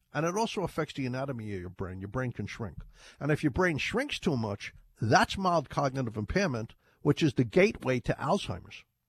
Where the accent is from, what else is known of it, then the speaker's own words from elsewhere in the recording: Ireland; now in United States; when I was a kid in Ireland, we used to call it turmeric. I was born in Ireland